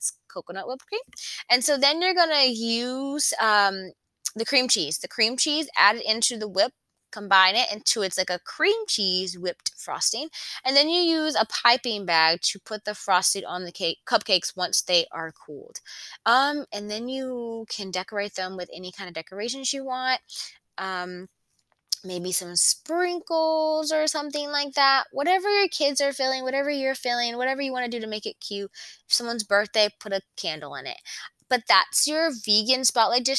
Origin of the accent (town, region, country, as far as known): Conway, South Carolina, United States; born or raised there